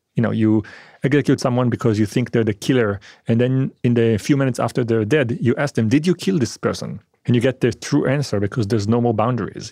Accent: Israel; also born or lived in France; I was born in France, and I was raised in Israel.

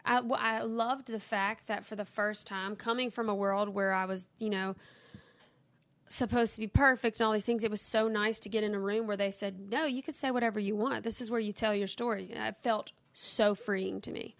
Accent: Kentwood, Louisiana, United States; also born or lived in Nashville, Tennessee; now in Hammond, United States; I'm from Kentwood, but I live in Hammond, Louisiana now

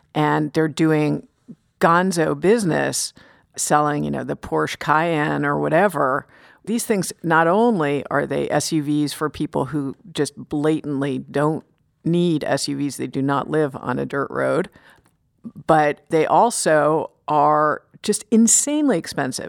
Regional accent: New York City, New York, United States; moved away as an adult; also born or lived in Maine; being a New Yorker who never had to rely on a car

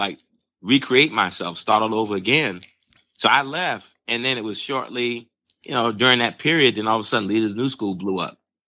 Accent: Roosevelt, New York, United States; also born or lived in Barbados; growing up in Roosevelt

